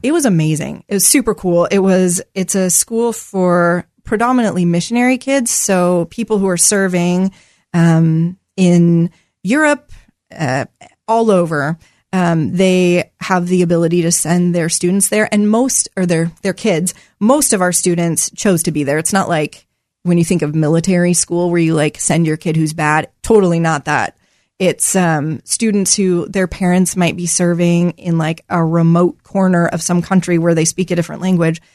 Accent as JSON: {"language": "English", "town": "Portland", "region": "Oregon", "country": "United States", "tie": "born or raised there", "also_born_or_lived": "Corbett, Oregon", "said": "I grew up in Southeast Portland."}